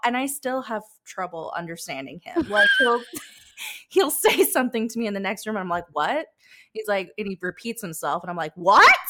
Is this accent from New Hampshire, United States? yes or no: yes; New Hampshire, United States; now in Charleston, United States; I am also from New Hampshire, but I currently live in Charleston, South Carolina